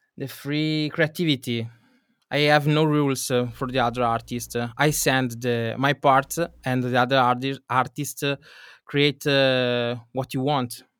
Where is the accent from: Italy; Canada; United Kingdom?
Italy; Venice area, Veneto; I come from Italy, uh, in, uh, Venice area